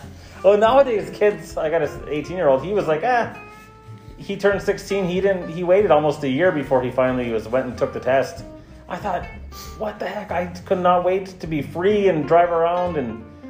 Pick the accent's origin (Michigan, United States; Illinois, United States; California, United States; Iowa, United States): Michigan, United States; Shasta; We grew up in Shasta, we had the Sturgeon River